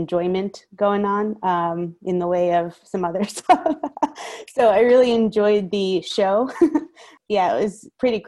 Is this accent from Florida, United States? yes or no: no; New York City, New York, United States; also born or lived in Westchester, New York; now in Kingston, United States; I'm from Westchester, but by way of the Bronx. So grew up in the Bronx and then moved to Westchester